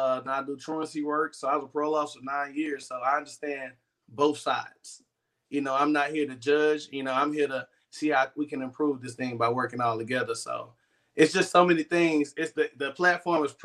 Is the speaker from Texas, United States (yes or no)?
yes; Beaumont, Texas, United States; I'm born and raised in Beaumont, Texas